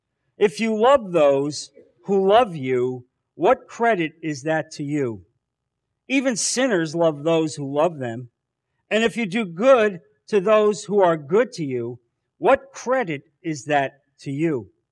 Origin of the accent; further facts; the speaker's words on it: New Jersey, United States; I'm from New Jersey. You think this is how people in New Jersey live their lives?